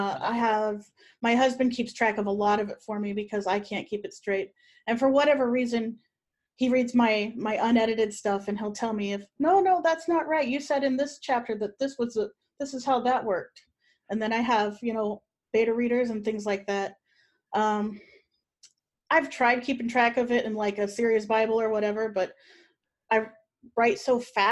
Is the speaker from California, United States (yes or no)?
no; Ohio, United States; moved away as an adult; I lived all my life in Ohio until last year.